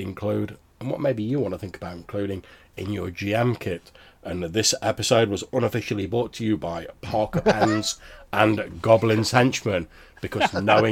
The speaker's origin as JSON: {"language": "English", "country": "United Kingdom", "said": "we are British"}